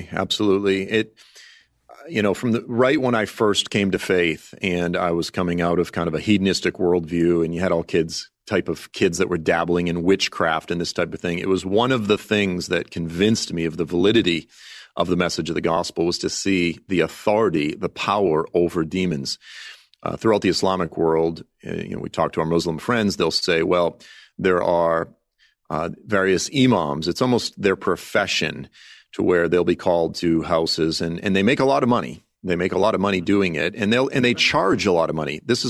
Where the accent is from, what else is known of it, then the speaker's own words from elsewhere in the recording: Massachusetts, United States; And it's, you know, look, I grew up in South Shore, Massachusetts, divorced family, this type of thing.